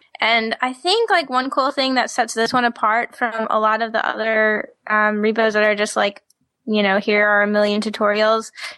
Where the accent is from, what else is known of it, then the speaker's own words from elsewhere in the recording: the South, United States; I'm from the South